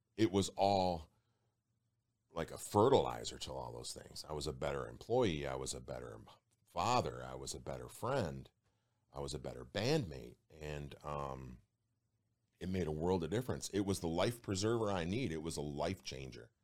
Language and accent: English; Detroit, Michigan, United States; I'm from Detroit